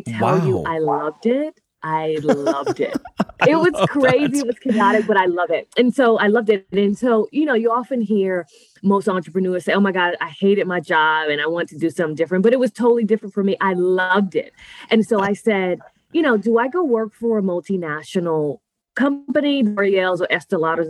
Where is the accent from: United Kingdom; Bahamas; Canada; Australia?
Bahamas; Nassau, New Providence; now in Tampa, United States; I'm actually originally from Nassau, Bahamas